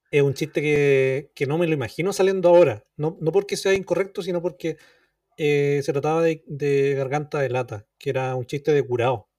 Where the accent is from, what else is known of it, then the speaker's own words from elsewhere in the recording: Chile; uno como chileno, como niño chileno que iba a la playa, que, leyó miles y miles de condoritos